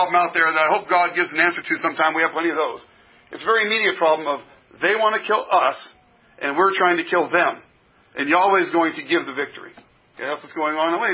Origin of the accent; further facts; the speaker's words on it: United States; as American Christians